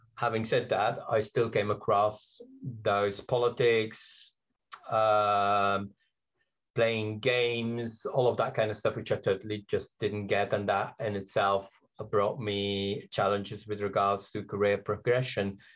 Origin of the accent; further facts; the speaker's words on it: Belgium; English is a second language; also born or lived in Britain; now in United Kingdom; I'm originally from Belgium. English is my third language. I came to Britain, oh, very long time ago